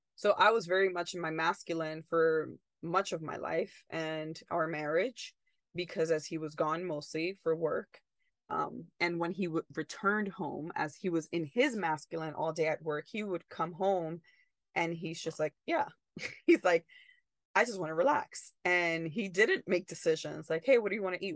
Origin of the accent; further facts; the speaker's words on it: United States; also born or lived in Italy; as in American